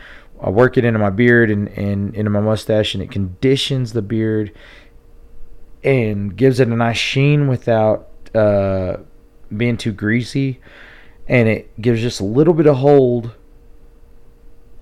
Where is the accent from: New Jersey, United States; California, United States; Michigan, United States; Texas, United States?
Texas, United States; Tulia; my hometown